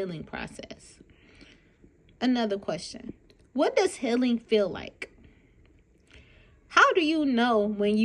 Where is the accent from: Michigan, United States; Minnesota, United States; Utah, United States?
Michigan, United States; Detroit; I'm from Detroit, Michigan, born and raised